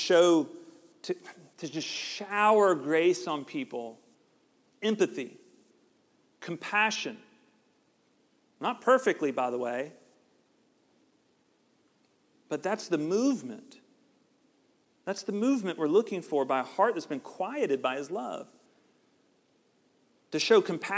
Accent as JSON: {"language": "English", "region": "Georgia", "country": "United States", "said": "We're from Georgia"}